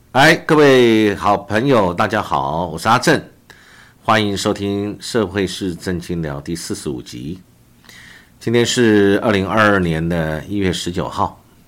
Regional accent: Taiwan; 我们台湾

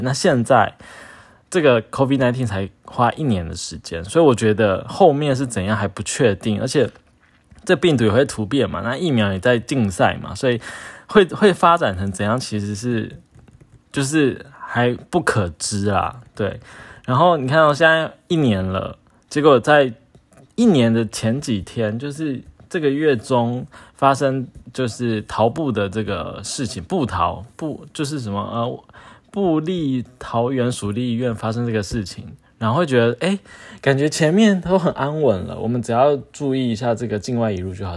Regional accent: Taoyuan, Taiwan; moved away as an adult; now in Taipei, Taiwan; 我平常是在台北工作，那一天就是准备要回，其实我的老家就在桃园，就是现在 满城风雨的桃园

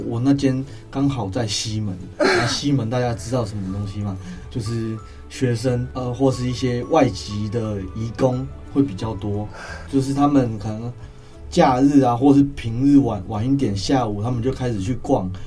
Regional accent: Kinmen County, Taiwan; 我们是金门人嘛

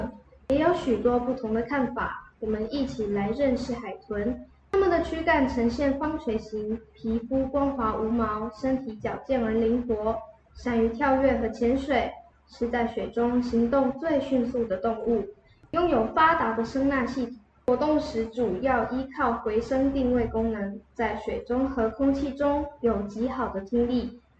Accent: Guangfu, Hualien County, Taiwan; 小主播…，我来自花莲县光复乡。

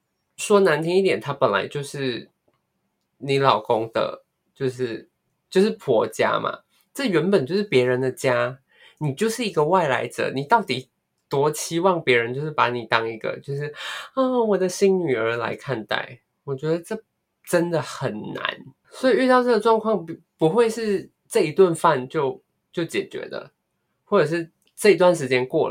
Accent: Malaysia; moved away; 我就逃走啊，让我从马来西亚逃过来。

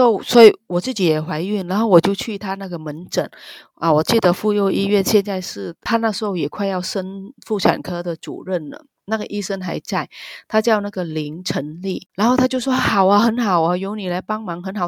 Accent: Vietnam; Chinese is a second language; moved away as an adult; now in Taiwan; 我们那个越南的学历

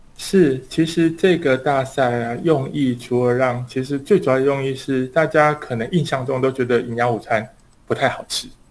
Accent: Taiwan; 我们台湾这边

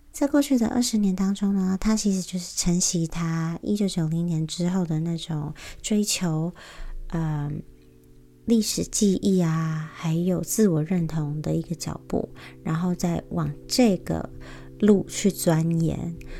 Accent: Taiwan; moved away as an adult; also born or lived in United States; 我以前在，呃，美国求学的时候，我真的是花了很多时间在寻找身为台湾人的意义是什么

